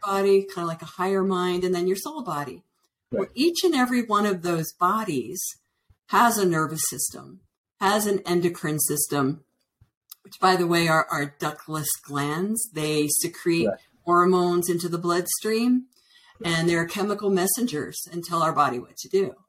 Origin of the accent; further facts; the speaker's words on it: Northern Virginia, United States; also born or lived in Washington D.C. / Colorado; now in Santa Fe, United States; I was originally born in Washington D.C. and I was raised in Northern Virginia